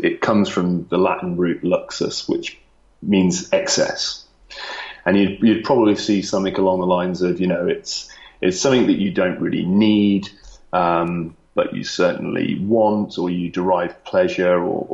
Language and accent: English; Lichfield, West Midlands, United Kingdom; moved away as an adult; also born or lived in London; now in Singapore; I am from I'm from a place called Lichfield in Staffordshire